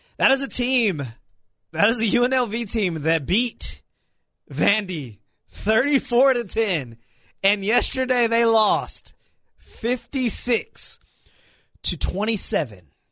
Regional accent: Tuscaloosa, Alabama, United States; I'm from Tuscaloosa

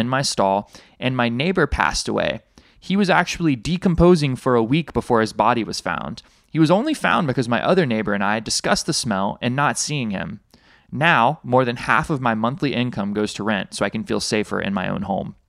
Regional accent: Alabama, United States; now in Hawaii, United States; my home state of Alabama

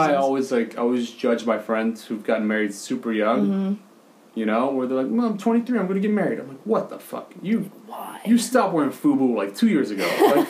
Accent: United States; I'm American.

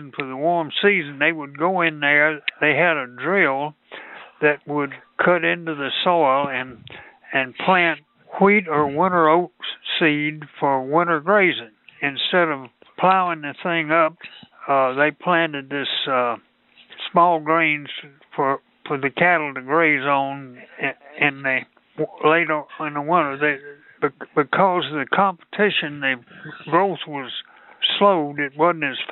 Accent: Mississippi, United States; moved away as an adult; also born or lived in Michigan / Ohio / Korea; I grew up in Mississippi, and I went to college at Mississippi State, which is in Starkville, which is where I live now

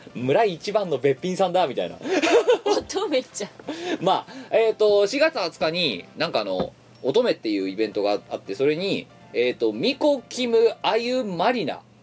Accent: Ibaraki, Japan; moved away; 僕茨城だった

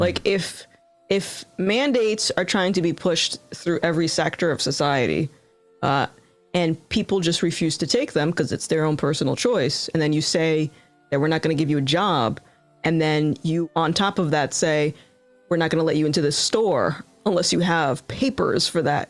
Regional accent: Rhode Island, United States; I'm from Rhode Island

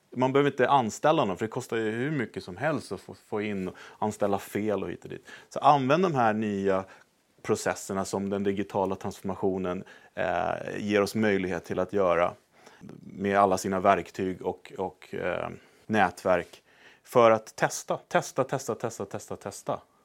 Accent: Sweden; moved away as an adult; also born or lived in United States; vi då som svenskar

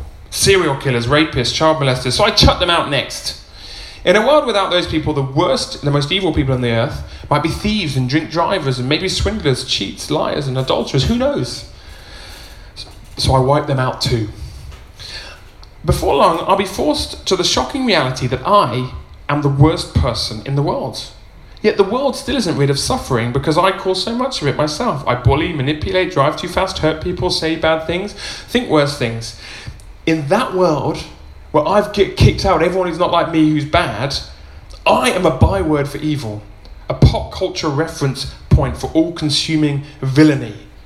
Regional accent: Uganda; I was raised in Uganda, and now I can see how evil the world was. It was Idi Amin time. My parents were missionary doctors out in rural Uganda

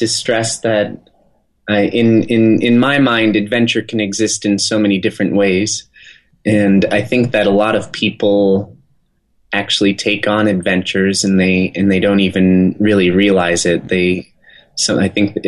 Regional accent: just outside of Aspen, Colorado, United States; we grew up in just outside of Aspen, Colorado

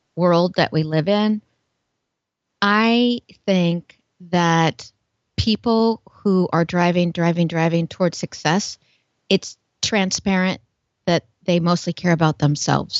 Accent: Portland, United States; I'm from Portland, kind of a hippie, kind of creative.

